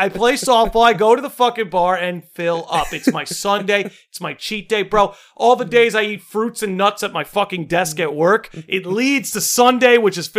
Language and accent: English; United States; I'm an American.